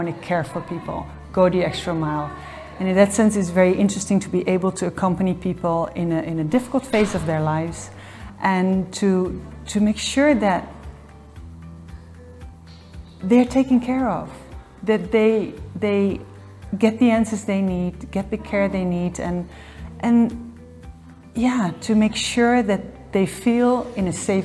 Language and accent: English; Netherlands; moved away as an adult; now in Geneva, Switzerland; I'm Dutch, born and raised in the Netherlands, and since 2006, I live here in the Geneva area.